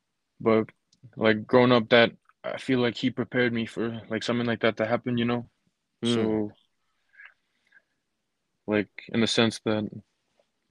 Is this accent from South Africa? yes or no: no; Fiji; born or raised there; moved away as an adult; now in Utah, United States